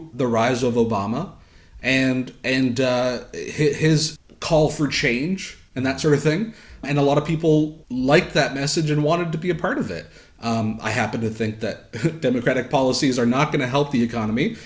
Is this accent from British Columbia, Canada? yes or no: no; Southern Ontario, Canada; a sheltered kid growing up in Southern Ontario